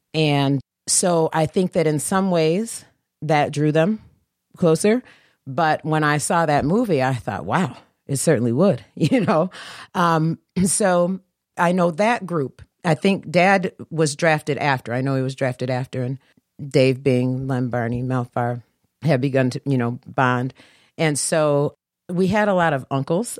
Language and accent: English; Detroit, Michigan, United States; we are Detroit